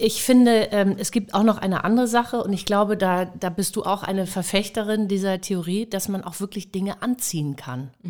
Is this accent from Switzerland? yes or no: no; Hamburg, Germany; moved away as an adult; Ich bin auch selten in Hamburg, aber ich komme aus Hamburg, Harvestehude